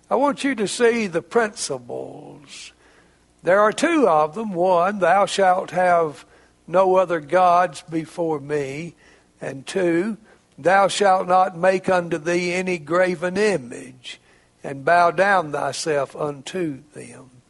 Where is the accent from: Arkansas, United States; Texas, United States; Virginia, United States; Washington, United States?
Arkansas, United States; It's not just because I'm a Razorback from Arkansas.